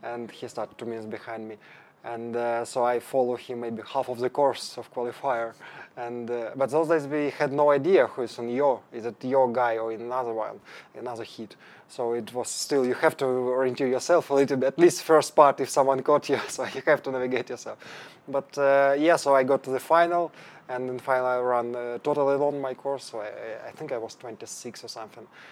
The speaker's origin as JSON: {"language": "English", "country": "Ukraine", "tie": "born or raised there", "also_born_or_lived": "Denmark", "second_language": "English", "moved": "as an adult", "lives_now": "Stockholm, Sweden", "said": "I'm from Ukraine."}